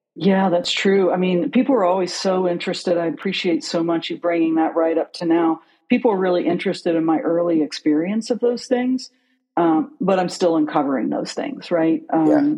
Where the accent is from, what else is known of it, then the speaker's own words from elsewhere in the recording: outside of Pittsburgh, Pennsylvania, United States; moved away; also born or lived in Newton, West Virginia; I grew up outside of Pittsburgh, but I'm from West Virginia